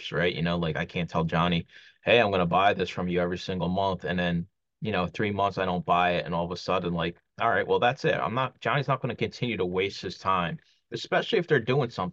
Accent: Philadelphia, Pennsylvania, United States; When I used to do flea markets growing up in Philly

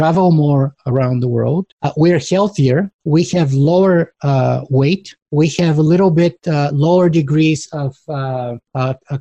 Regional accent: Bulgaria; now in Canada; I was born in Bulgaria and grew up behind the Iron Curtain during the Cold War. And I was 13 years old when the wall collapsed.

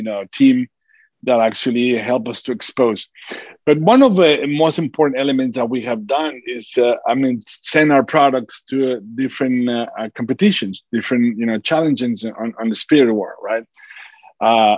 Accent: Durango, Mexico; born or raised there

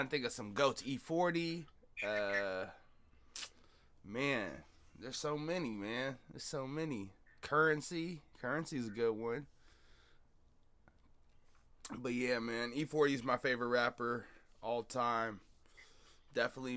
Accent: Seattle, Washington, United States; now in Eastside (425 area), United States; I'm a 206, baby. I'm in the 425s now, but I'm still 206 at heart

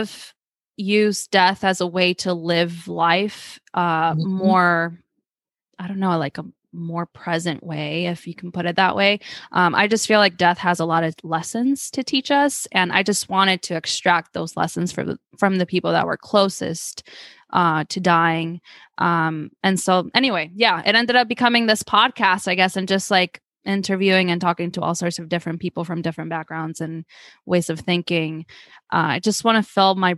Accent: Argentina; moved away; I'm from Argentina

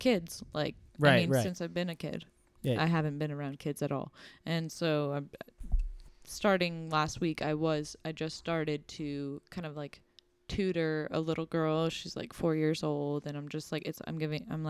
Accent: Long Island, New York, United States; I grew up on Long Island, which is Montauk

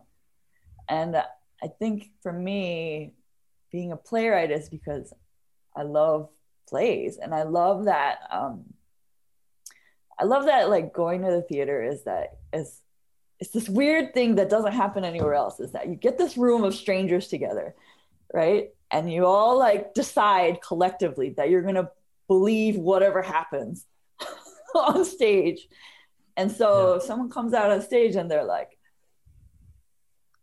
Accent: Bay Area, California, United States; now in Seattle, United States; I grew up in the Bay Area, and there were a lot of Asian kids in my high school

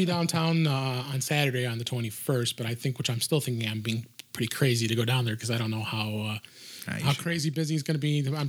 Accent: Chicago, Illinois, United States; Because we're both from Chicago.

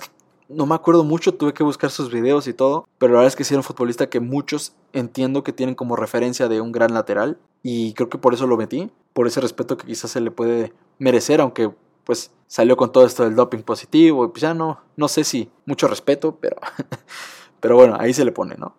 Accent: Mexico; como mexicanos

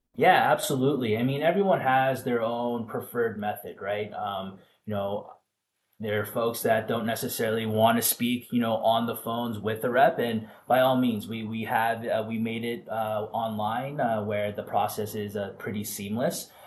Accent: Vancouver, British Columbia, Canada; also born or lived in Florida / Phoenix; now in Rhode Island, United States; a Canadian kid originally from Vancouver, Canada

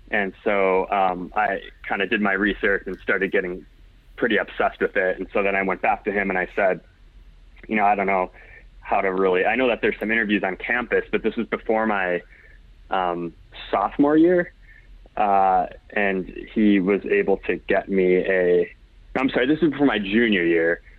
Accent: Indiana, United States; So, like I said, I came from Indiana, networked in.

